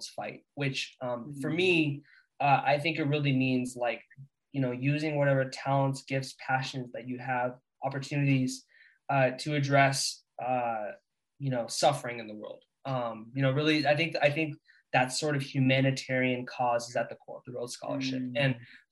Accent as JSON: {"language": "English", "region": "California", "country": "United States", "said": "I'm from California"}